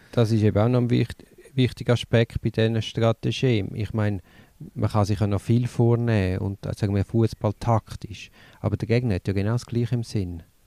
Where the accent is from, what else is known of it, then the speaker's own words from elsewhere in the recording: Switzerland; in der Schweiz haben wir das Problem